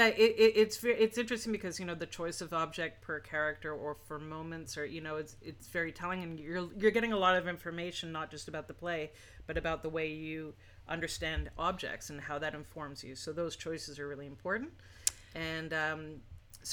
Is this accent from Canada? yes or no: yes; Montreal, Quebec, Canada; both my parents started theater companies here in Montreal